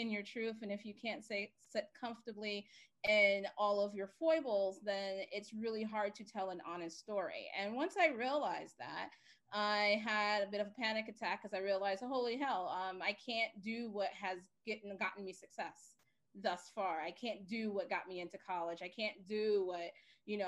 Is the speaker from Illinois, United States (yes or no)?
no; New York City, New York, United States; I grew up in Bed-Stuy, Brooklyn